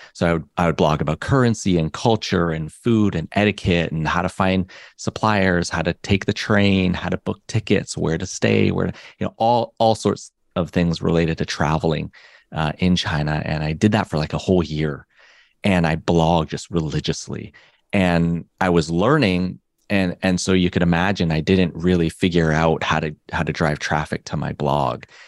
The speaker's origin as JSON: {"language": "English", "country": "Canada", "tie": "born or raised there", "said": "me and my brother, we grew up in Canada"}